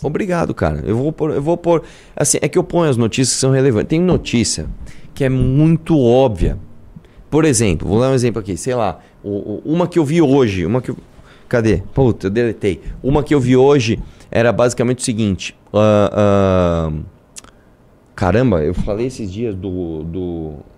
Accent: Brazil

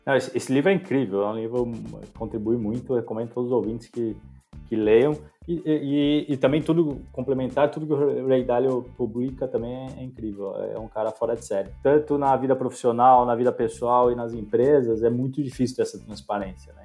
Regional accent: São Paulo, Brazil; also born or lived in São Carlos; Eu sou de São Paulo, eu fui criado em São Paulo

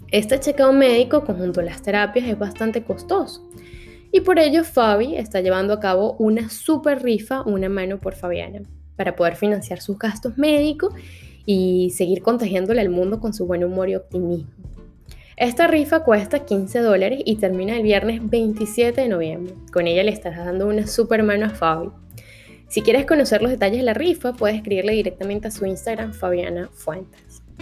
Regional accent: Venezuela; lo que estamos acostumbrados como venezolanos

